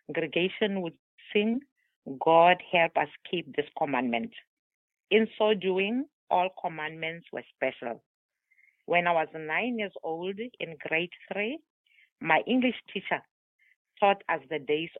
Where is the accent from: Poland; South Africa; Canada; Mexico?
South Africa; first language Tswana; English is a second language; now in Somerset, United States; I am from South Africa